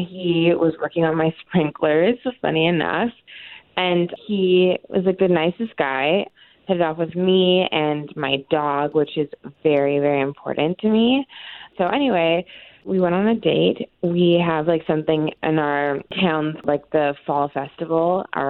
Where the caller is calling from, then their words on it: College Park, United States; Hi, I'm calling from College Park.